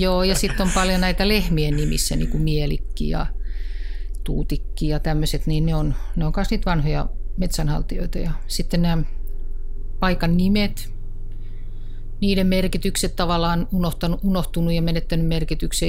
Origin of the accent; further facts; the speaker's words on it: Kirkkonummi, Uusimaa, Finland; No mä oon kotoisin Kirkkonummelta ja tuota, asuin lapsuuteni todella hienon metsäirämaan vieressä